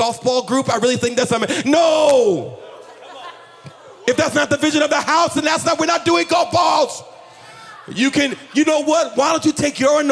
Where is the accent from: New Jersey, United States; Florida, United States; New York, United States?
New Jersey, United States; now in Virginia, United States; I'm from New Jersey. I just live in Virginia